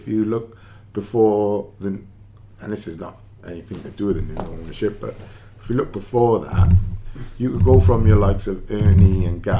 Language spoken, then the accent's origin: English; Welsh, Wales, United Kingdom; because we're Welsh